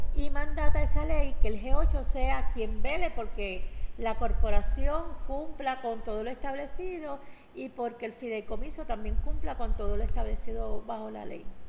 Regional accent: San Juan, Puerto Rico; yo soy nacida y criada en Barrio Obrero hace 60 años

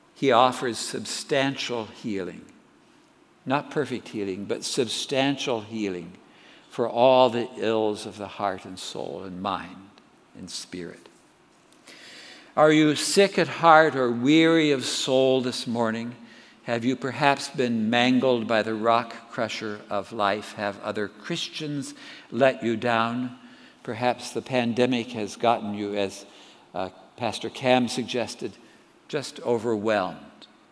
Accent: Southern California, United States; I grew up in Southern California

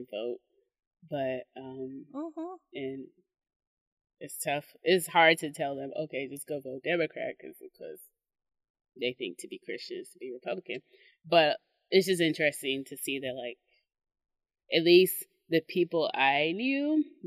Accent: Mississippi, United States; I'm from Mississippi

